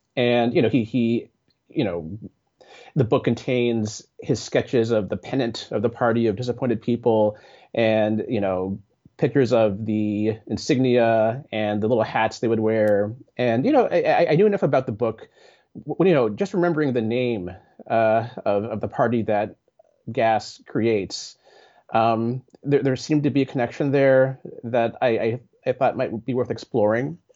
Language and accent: English; Bay Area, California, United States; I grew up in the Bay Area